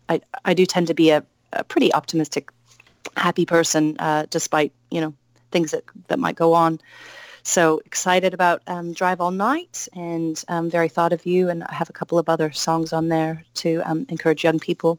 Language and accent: English; Salem, Oregon, United States; Yeah, I'm from Salem, Oregon.